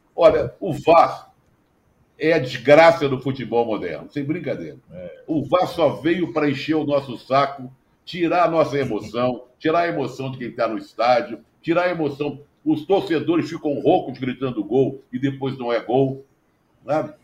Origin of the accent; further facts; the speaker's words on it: Rio de Janeiro, Brazil; ali na Praça Afonso Pena, onde eu fui criado